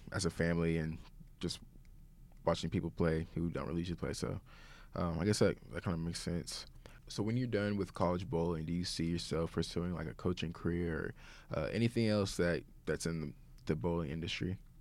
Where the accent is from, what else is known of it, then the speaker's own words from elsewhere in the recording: Tulsa, Oklahoma, United States; moved away as an adult; also born or lived in Broken Arrow, Oklahoma; now in Saint Charles, United States; we both stayed from Tulsa